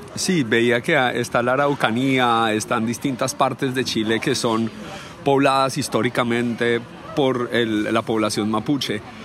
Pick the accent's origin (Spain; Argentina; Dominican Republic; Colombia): Colombia; yo soy colombiano